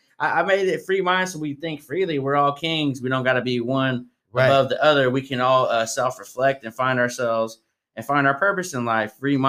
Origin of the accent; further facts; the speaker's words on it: Tracy, California, United States; now in Stockton, United States; I'm from Tracy, so I'm like Tracy people. I'm in Stockton.